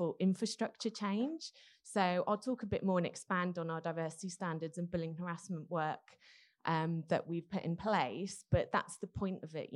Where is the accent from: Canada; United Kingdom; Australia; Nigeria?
Australia; moved away as an adult; now in New York, United States; I'm originally an Australian, but I've been based in New York for the last 12 years